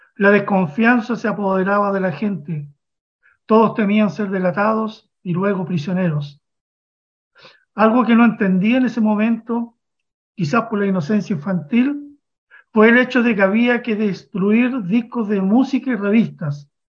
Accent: Chile; born or raised there

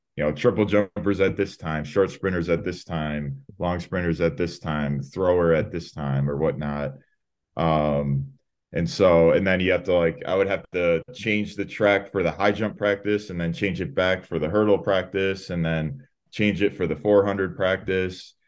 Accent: Chicago, Illinois, United States; moved away as an adult; now in Albuquerque, United States; I'm originally from Chicago, Illinois.

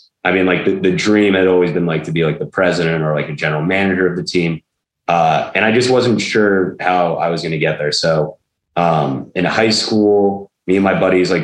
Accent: Mystic, Connecticut, United States; growing up in Mystic, Connecticut

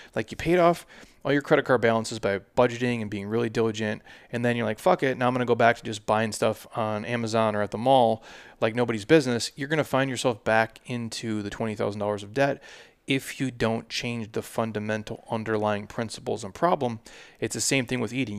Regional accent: Midwest, United States; I'm from the Midwest, and that's just, that's just how I grew up

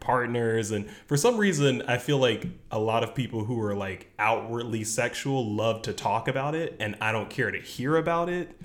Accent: the South, United States; growing up in the South

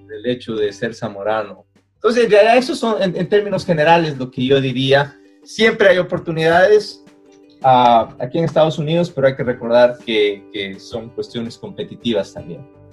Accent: Loja, Ecuador; moved away as an adult; now in United States; yo por ejemplo vengo de Loja que era una ciudad pequeña

